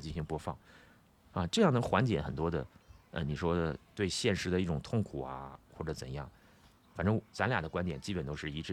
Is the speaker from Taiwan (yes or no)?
no; Northeast China, China; 因为我东北人